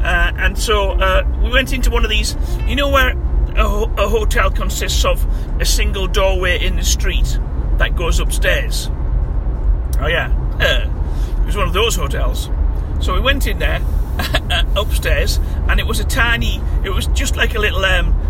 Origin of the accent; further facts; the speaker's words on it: England, United Kingdom; So we ate our ham sandwiches, because we're English. You know, you always, when you're abroad, you always seek out ham sandwiches.